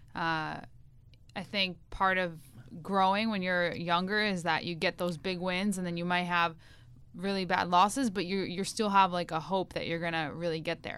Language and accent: English; United States; I'm an American